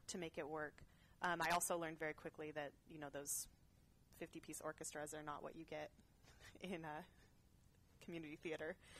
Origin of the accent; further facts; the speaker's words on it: Orland, California, United States; also born or lived in Chico, California / Cheyenne, Wyoming; then my dad and mom came back to California, and we lived in uh, Orland, which is right near Chico. Mm-hmm. Um, but it's a big ag community. Mm. Um, I grew up on an olive orchard